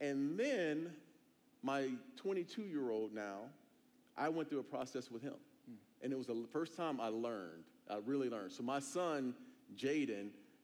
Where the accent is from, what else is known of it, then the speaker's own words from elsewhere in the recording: Phoenix, Arizona, United States; moved away; I'm from Arizona. I'm from Phoenix.